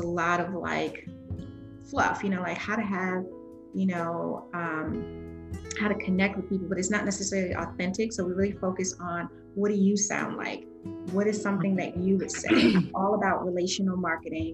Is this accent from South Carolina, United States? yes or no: yes; Spartanburg, South Carolina, United States; moved away; I am originally from Swanberg, South Carolina